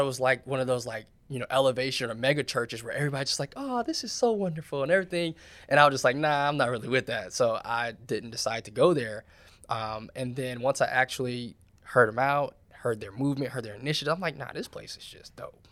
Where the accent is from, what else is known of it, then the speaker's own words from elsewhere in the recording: Charlotte, North Carolina, United States; moved away; I come from Charlotte